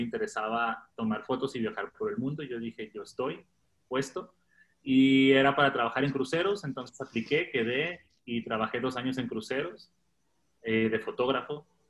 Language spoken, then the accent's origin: Spanish; Autlán de Navarro, Jalisco, Mexico; moved away as an adult; also born or lived in Playa del Carmen / Bogotá; now in Guadalajara, Mexico; Yo soy originario de un pueblo cerca de Guadalajara que se llama Autlán de Navarro